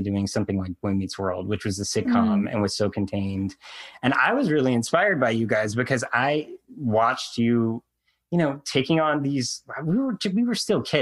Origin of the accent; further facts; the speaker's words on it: North Carolina, United States; I grew up in North Carolina